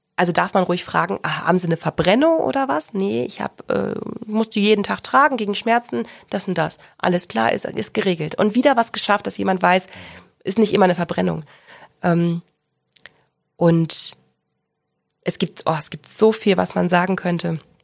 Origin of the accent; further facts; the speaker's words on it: Ruhr area, North Rhine-Westphalia, Germany; also born or lived in Central Hesse / Bochum; now in Augsburg, Germany; Ich komme gebürtig aus dem Ruhrgebiet habe äh, einen Zwischenstopp in Mittelhessen gemacht